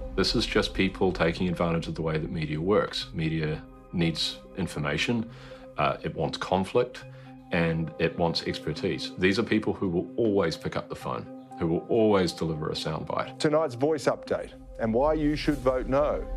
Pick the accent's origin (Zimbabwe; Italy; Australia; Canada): Australia; now in New Zealand; As an Australian